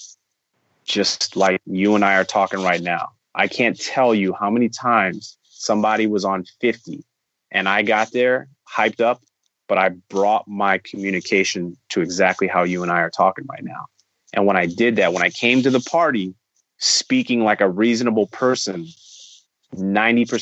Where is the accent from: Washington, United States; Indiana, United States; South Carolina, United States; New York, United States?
Indiana, United States; East Chicago; growing up in East Chicago